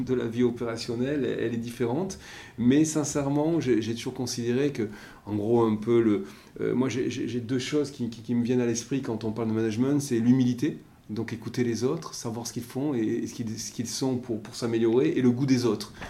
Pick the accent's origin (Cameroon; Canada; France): France; Basque Country, Nouvelle-Aquitaine; moved away as an adult; now in Marseille, France; je suis originaire du Pays Basque